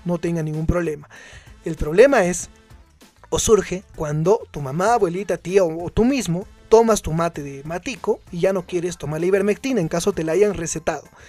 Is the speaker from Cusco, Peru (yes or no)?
yes; Cusco, Peru; nosotros como cusqueños